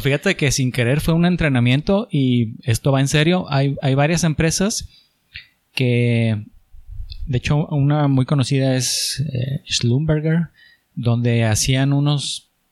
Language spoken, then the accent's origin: Spanish; Chihuahua, Mexico; moved away as an adult; also born or lived in Monterrey; no me veía en Monterrey toda mi vida, soy, soy de Chihuahua